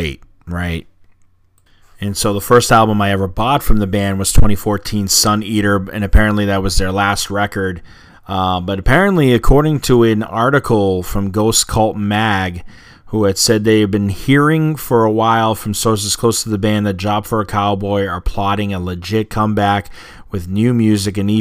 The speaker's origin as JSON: {"language": "English", "town": "Boston", "region": "Massachusetts", "country": "United States", "said": "being a Bostonian"}